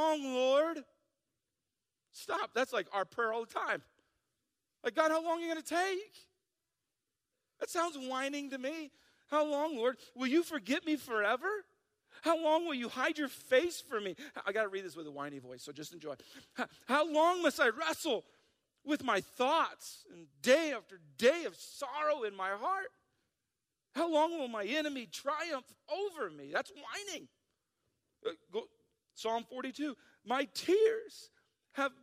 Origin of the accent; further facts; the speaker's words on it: South Dakota, United States; I'm from South Dakota.